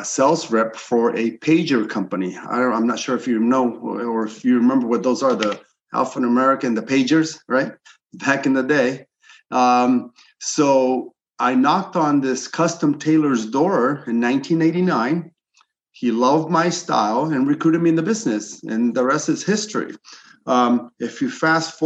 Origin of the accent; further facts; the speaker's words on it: Los Angeles, California, United States; also born or lived in Chile; I'm originally from Chile and I'm an immigrant here. I came here illegally. I was about 8 or 9 years old